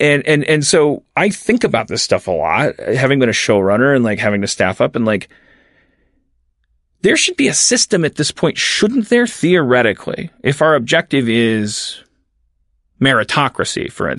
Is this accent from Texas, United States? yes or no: no; Harlem, New York, United States; I'm 25 years old. I'm a black male screenwriter. I'm really funny, and I'm a really good writer, and I grew up in Harlem.